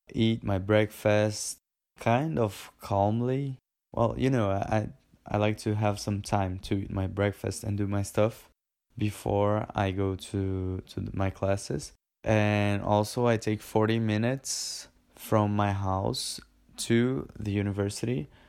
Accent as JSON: {"language": "English", "country": "Brazil", "said": "we're from Brazil"}